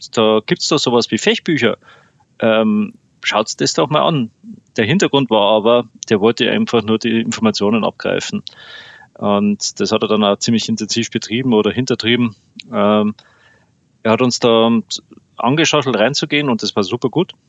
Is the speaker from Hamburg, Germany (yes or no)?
no; Landshut, Bavaria, Germany; meiner Heimatstadt von Landshut